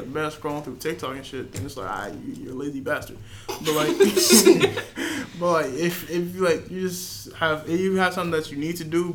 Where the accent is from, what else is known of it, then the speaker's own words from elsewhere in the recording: New Jersey, United States; I'm from Jersey